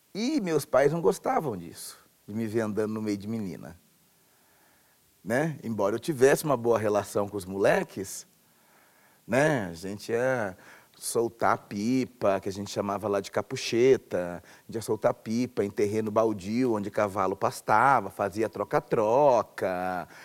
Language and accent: Portuguese; Tupã, São Paulo, Brazil; nasci em Tupã, interior de São Paulo, interior bem distante, lá no final do estado, chamado de Alta Paulista.